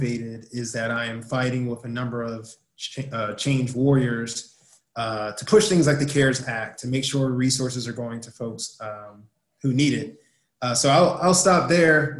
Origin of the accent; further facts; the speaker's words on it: Prince George's County, Maryland, United States; I'm from Prince George's County, born and raised